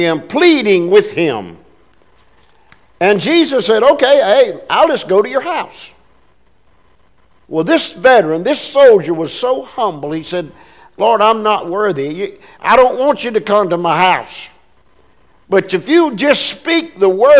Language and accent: English; United States; I was born in America. I could have been born overseas, but I was born in America